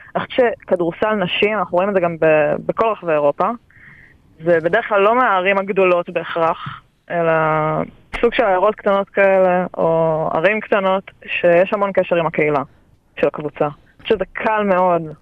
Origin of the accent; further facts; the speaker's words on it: Israel; שלנו כישראלים